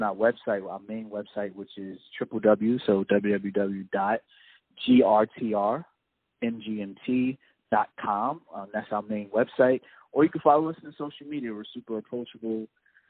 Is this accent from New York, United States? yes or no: yes; New York, United States; born and raised in New York.